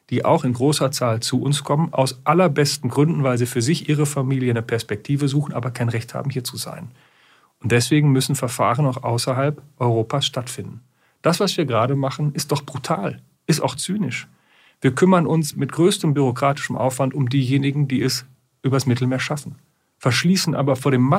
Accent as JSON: {"language": "German", "country": "Germany", "said": "Wir haben in den Niederlanden gesehen, Sie wissen, wo ich herkomme, direkt an der holländischen Grenze. Deswegen gucke ich da sehr genau hin."}